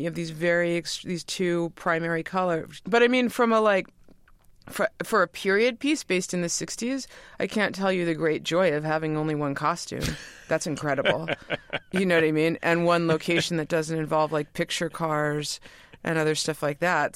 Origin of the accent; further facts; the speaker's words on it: New York, United States; we grew up in New York